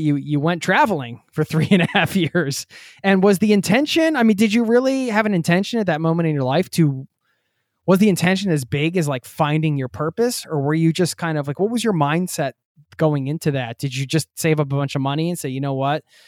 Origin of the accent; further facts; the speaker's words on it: United States; the US, my home country